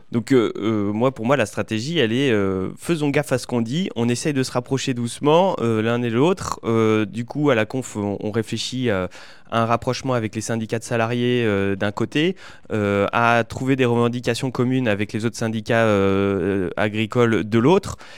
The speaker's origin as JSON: {"language": "French", "area": "Limousin, Haute-Vienne", "region": "Nouvelle-Aquitaine", "country": "France", "said": "je viens du Limousin, euh, en Haute-Vienne"}